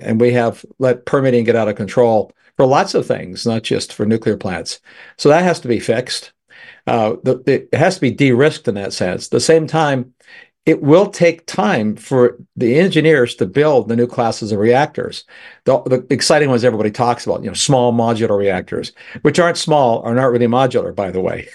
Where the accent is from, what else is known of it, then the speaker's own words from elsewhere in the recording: Canada; now in United States; I'm a Canadian. Originally, I'm still a Canadian citizen and American both.